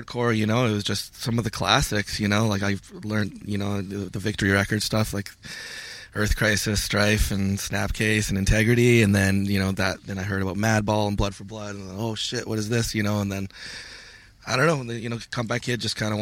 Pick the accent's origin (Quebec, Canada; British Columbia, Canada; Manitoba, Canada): Manitoba, Canada; Winnipeg; I'm from Winnipeg